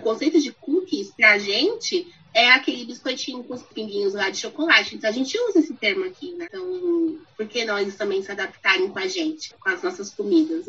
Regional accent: Brazil; first language Portuguese; A gente nasceu no Brasil, fala português

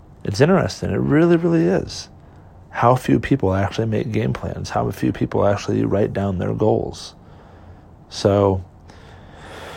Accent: California, United States; moved away; I'm from California originally, born and raised there

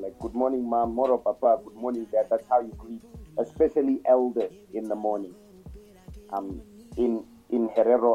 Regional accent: Kenya; now in Namibia; Kiswahili, because I'm Kenyan

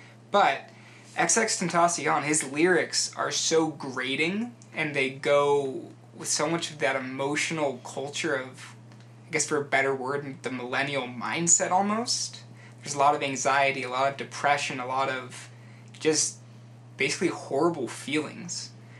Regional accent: Utah, United States; growing up in Utah County, like the whitest of whitest places

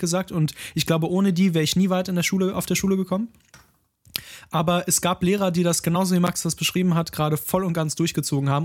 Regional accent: Ruhr area, North Rhine-Westphalia, Germany; komme ich ja auch, auch aus dem Ruhrgebiet

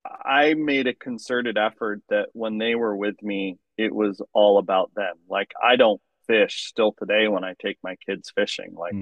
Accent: Lower Yuba River, California, United States; I grew up on the Lower Yuba River

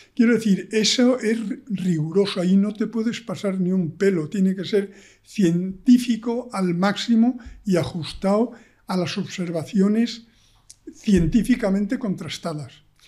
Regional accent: Extremadura, Spain; moved away; also born or lived in Granada; yo soy extremeño, he vivido en la naturaleza toda mi vida

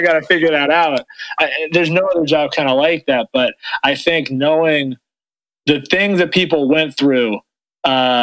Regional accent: Oakland, California, United States; also born or lived in Atherton, California; now in Los Angeles, United States; I grew up in Oakland

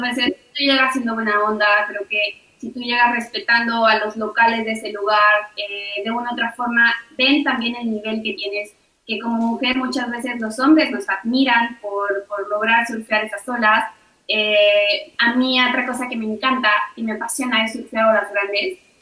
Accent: Mexico; como mujer mexicana

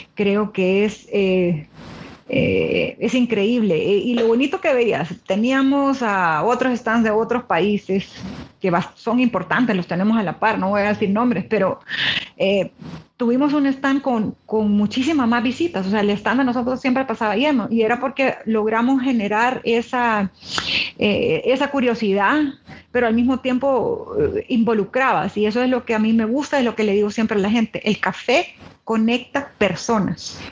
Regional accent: El Salvador; como salvadoreña

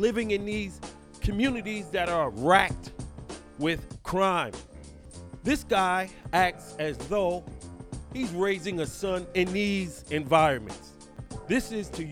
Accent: New York City, New York, United States; who I grew up with in Brooklyn

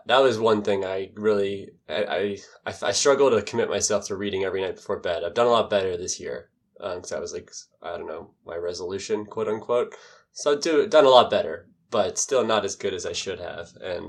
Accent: Baltimore, Maryland, United States; born there; I think I was born in Baltimore, Maryland.

